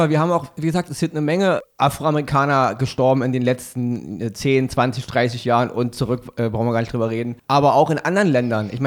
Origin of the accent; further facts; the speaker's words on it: Berlin, Germany; Ich weiß das selber. Ich, ich bin im Wedding groß geworden. Ich habe auch da Erlebnisse gehabt mit der Polizei und mit meinen ausländischen Freunden und mit meinen Freunden mit Migrationshintergrund.